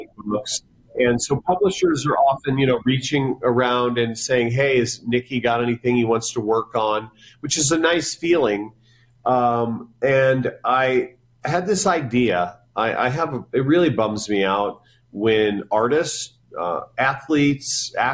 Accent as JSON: {"language": "English", "town": "Jerome", "region": "Idaho", "country": "United States", "tie": "born or raised there", "moved": "yes", "lives_now": "Wyoming, United States", "said": "where I grew up in Jerome, Idaho"}